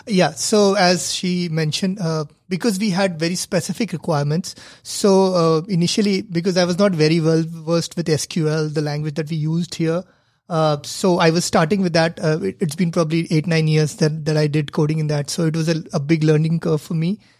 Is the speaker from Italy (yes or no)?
no; India; moved away; I come from India where cricket is the religion